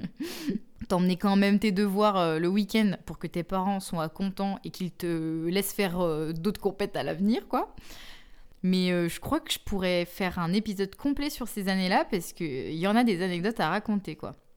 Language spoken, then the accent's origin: French; Bourges, Centre-Val de Loire, France; moved away as an adult; now in Clermont-Ferrand, France; là d'où je viens, et là où j'ai joué de mes 8 à 18 ans environ, jusqu'à ce que je parte faire mes études supérieures dans une autre ville